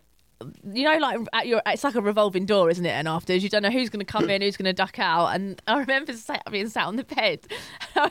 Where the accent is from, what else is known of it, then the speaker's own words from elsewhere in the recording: London, United Kingdom; It's my hometown.